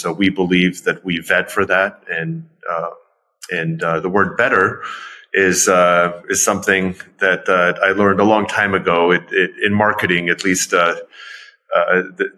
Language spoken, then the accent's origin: English; Ukraine; moved away; also born or lived in Pittsburgh, United States; even though I'm originally from Ukraine, I was this Ukrainian dancing salsa